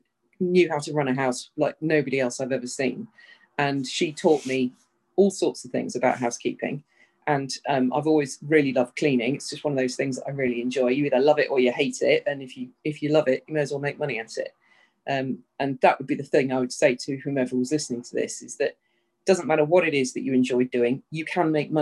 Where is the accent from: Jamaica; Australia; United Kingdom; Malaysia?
United Kingdom; moved away as an adult; also born or lived in Southern California; now in United States; I'm British, and I've lived in the States for about 5 years now